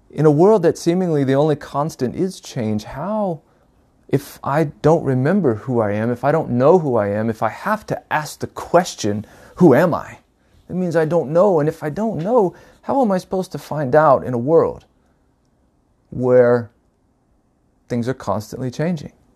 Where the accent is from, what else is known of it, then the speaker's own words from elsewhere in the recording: North Carolina, United States; moved away as an adult; now in Oregon, United States; I was born and raised in North Carolina, uh, back in nineteen seventy-eight